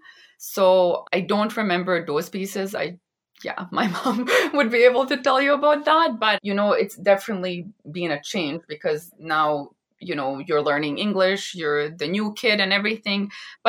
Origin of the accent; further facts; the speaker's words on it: Vancouver, British Columbia, Canada; also born or lived in Bosnia and Herzegovina; I was born in a small country in the Balkans, in Bosnia and Herzegovina. And then we immigrated to Canada and I grew up here in Vancouver, British Columbia.